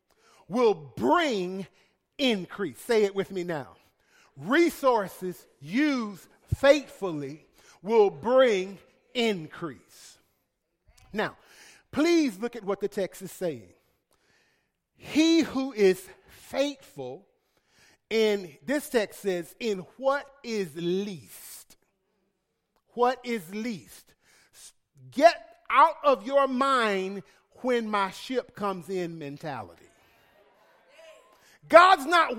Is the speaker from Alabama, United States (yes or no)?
yes; Alabama, United States; I'm from Alabama